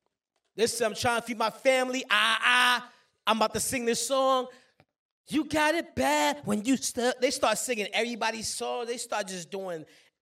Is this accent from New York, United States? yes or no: yes; Brooklyn, New York, United States; Yeah, I'm from New York too. I'm from Brooklyn. I was born and raised in Brooklyn.